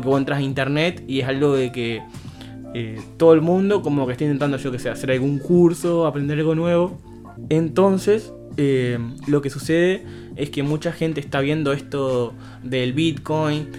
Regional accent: Uruguay; somos uruguayos

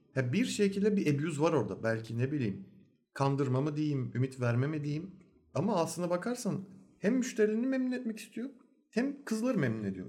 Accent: Turkey; Türk oğlu Türk olduğumuz için

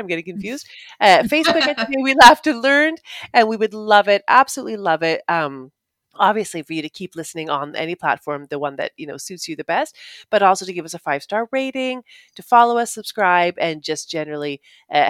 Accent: Canada; being the Canadian

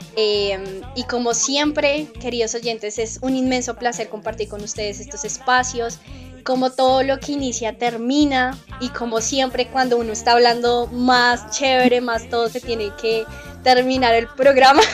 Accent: Colombia

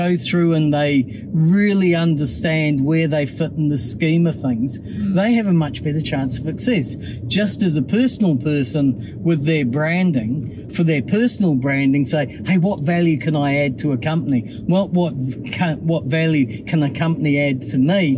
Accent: Auckland, New Zealand; where I grew up in Mairangi Bay, which is really super. Went to Rangitoto College and Auckland University

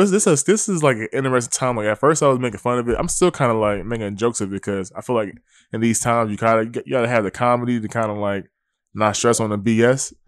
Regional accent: Willingboro, New Jersey, United States; I'm from New Jersey, I'm from Wellingborough, New Jersey

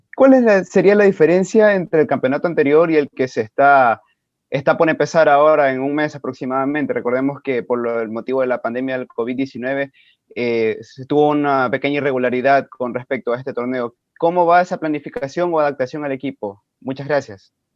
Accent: Venezuela; moved away; el venezolano necesita visa para entrar a Ecuador

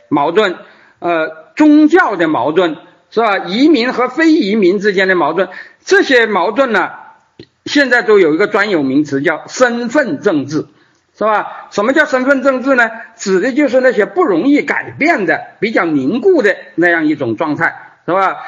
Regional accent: China; 我们作为一个中国人到，呃，美洲

